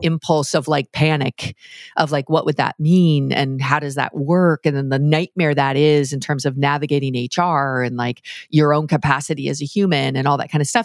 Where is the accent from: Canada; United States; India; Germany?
Canada; I'm Canadian